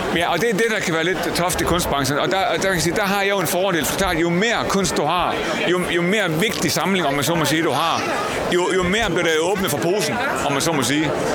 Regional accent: Jutland, Denmark; jeg er fra Jylland

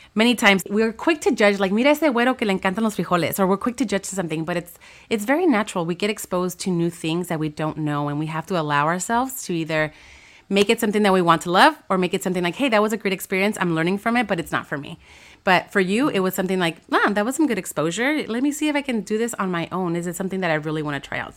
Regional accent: Los Angeles, California, United States; I grew up in Watts

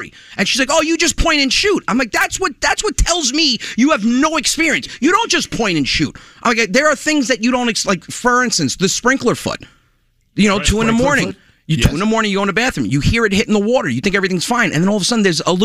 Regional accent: Westchester, New York, United States; now in Long Island, United States; I'm from Westchester, New York. I live on Long Island now

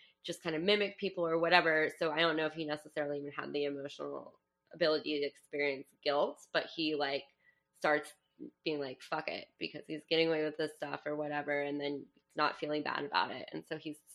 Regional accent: New Mexico, United States; I'm from New Mexico.

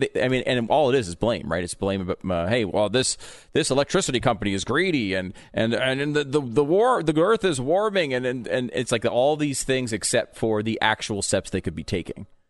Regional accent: Connecticut, United States; also born or lived in New York; now in Texas, United States; I grew up in Connecticut I was born in New York.

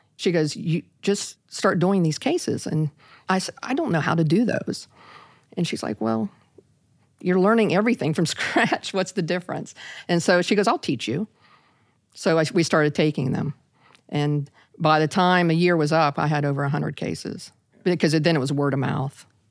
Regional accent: Parkersburg, West Virginia, United States; in my hometown of a little town of Parkersburg, West Virginia

